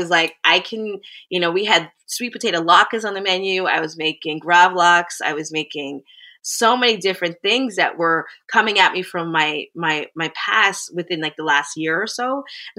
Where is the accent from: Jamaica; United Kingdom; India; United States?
Jamaica; being I'm a Jamaican woman and my husband is a Greek background.